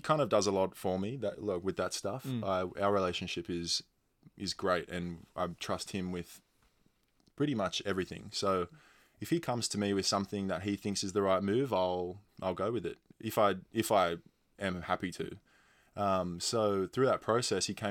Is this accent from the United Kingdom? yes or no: no; Sydney, New South Wales, Australia; moved away as an adult; now in Adelaide, Australia; I'm from Sydney